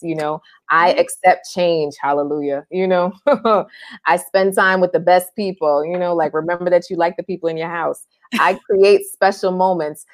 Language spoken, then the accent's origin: English; New York, United States; moved away; growing up in New York, I'd always be on my bike